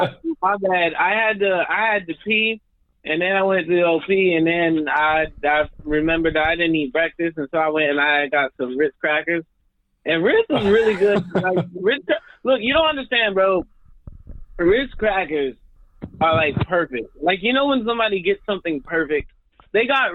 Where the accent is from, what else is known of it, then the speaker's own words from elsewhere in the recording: Albuquerque, New Mexico, United States; moved away as an adult; now in New York City, United States; I'm from New Mexico, man. I'm not from the city